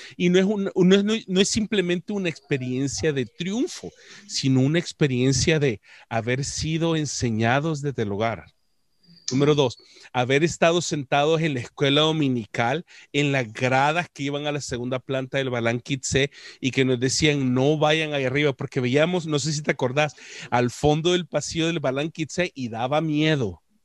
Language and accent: Spanish; El Salvador; como buen salvadoreño